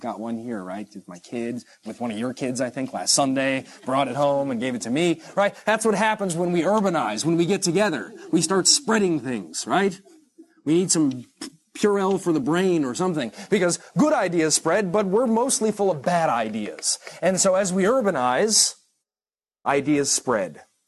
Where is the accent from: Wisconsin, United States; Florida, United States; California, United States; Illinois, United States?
California, United States; Irvine; I'm from Irvine, California, all right?